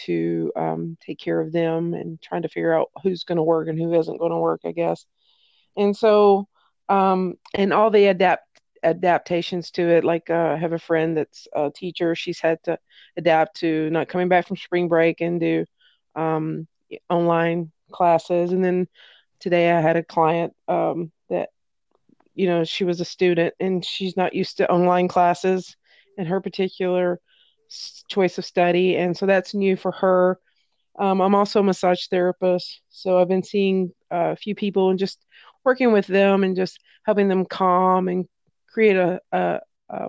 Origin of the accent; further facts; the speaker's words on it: Tennessee, United States; I was raised in Tennessee